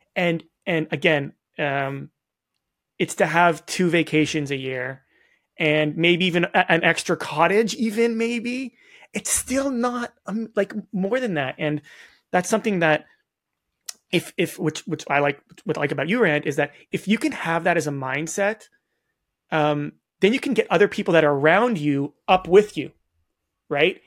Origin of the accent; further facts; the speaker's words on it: Toronto, Ontario, Canada; I'm from Toronto.